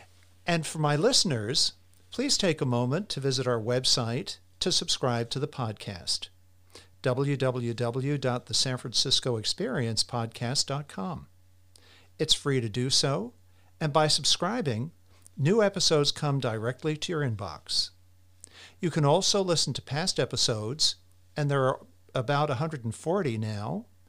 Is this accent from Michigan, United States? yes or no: no; Long Island, New York, United States; now in San Francisco, United States; I was born and raised in New York, Long Island